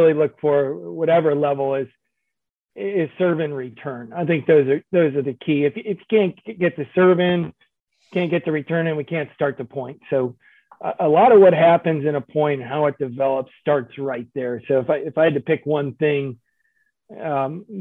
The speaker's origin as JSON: {"language": "English", "town": "San Diego", "region": "California", "country": "United States", "tie": "born or raised there", "said": "I grew up in San Diego"}